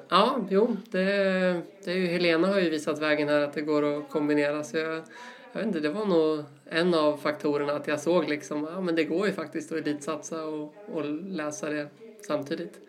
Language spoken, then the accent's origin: Swedish; Uppsala, Uppsala County, Sweden; also born or lived in Sandviken; uppvuxen i Uppsala, eh, bor där fortfarande